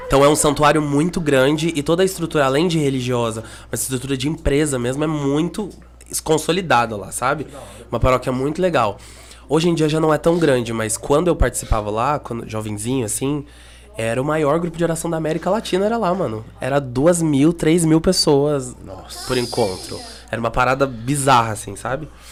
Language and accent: Portuguese; Curitiba, Paraná, Brazil; eu sou natural de Curitiba